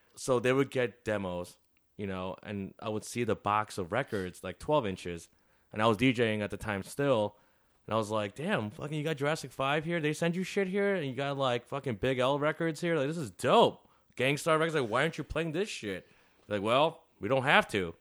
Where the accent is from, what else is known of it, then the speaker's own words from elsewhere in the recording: Chicago, Illinois, United States; also born or lived in Des Plaines, Illinois; eight years here, four years in the suburbs. I didn't really hang out there. And then I lived in the city ever since